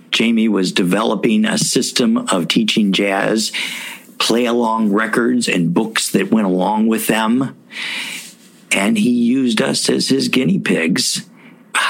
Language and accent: English; Louisville, Kentucky, United States; my hometown of Louisville, Kentucky